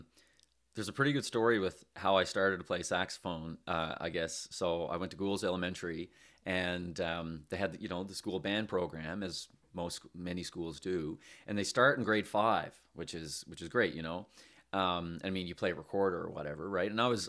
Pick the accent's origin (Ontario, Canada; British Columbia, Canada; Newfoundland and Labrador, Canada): Newfoundland and Labrador, Canada; St. John's; I'm from St. John's here in Newfoundland and Labrador.